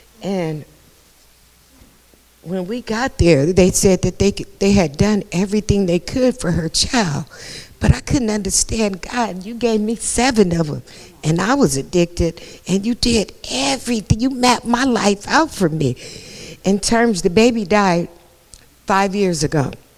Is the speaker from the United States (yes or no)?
yes; San Francisco, California, United States; We came out here from San Francisco, California.